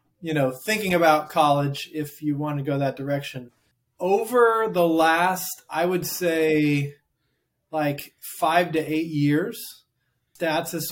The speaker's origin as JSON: {"language": "English", "region": "Oregon", "country": "United States", "moved": "as an adult", "lives_now": "Hamilton, Ohio, United States", "said": "I'm from the West Coast, from Oregon"}